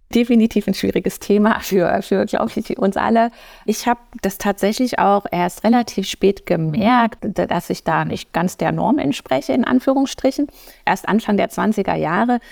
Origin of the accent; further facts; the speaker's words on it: Erfurt, Thuringia, Germany; moved away as an adult; also born or lived in United States / Atlanta; Ich bin ähm, ursprünglich geboren und auch aufgewachsen in Erfurt